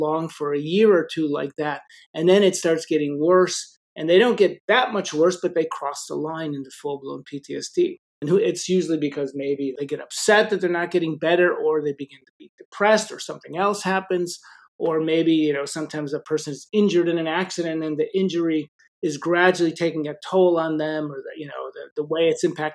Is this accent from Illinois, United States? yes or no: yes; Chicago, Illinois, United States; I grew up in Chicago